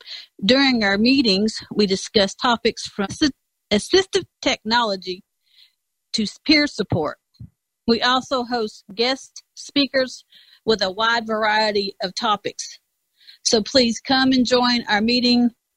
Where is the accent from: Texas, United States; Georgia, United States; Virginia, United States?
Georgia, United States; Guyton; I'm the member at large representative for GCB. I am from Guyton, Georgia, which is about 30 minutes from Savannah.